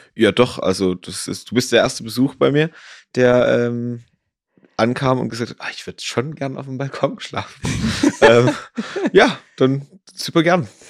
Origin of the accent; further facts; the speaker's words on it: Ore Mountains, Saxony, Germany; also born or lived in Dresden; now in Garmisch-Partenkirchen, Germany; komme ich äh, gebürtig aus dem Erzgebirge, komme vom Skilanglauf, also habe da quasi immer in einer sehr, sehr sportlichen Familie gewohnt